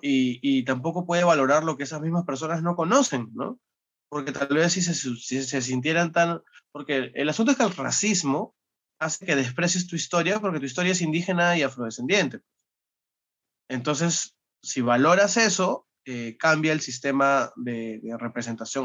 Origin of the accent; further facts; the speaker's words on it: Peru; dado que tú y yo somos peruanos